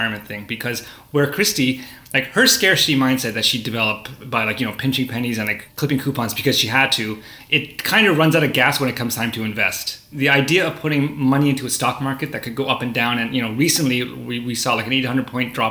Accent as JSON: {"language": "English", "country": "Canada", "tie": "born or raised there", "said": "I was born in Canada, and we grew up in a kind of a middle class environment"}